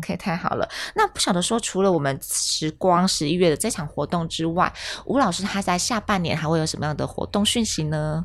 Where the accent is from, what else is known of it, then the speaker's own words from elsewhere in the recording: Taiwan; 我们自己东方人，我们台湾人